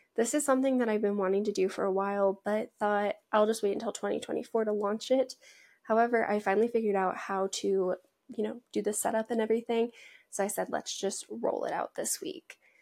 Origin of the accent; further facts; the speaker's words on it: Washington, United States; also born or lived in Montana; I grew up in Washington